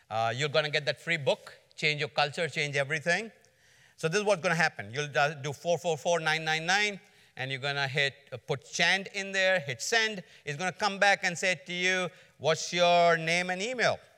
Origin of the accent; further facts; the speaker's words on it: Georgia, United States; I'm from Georgia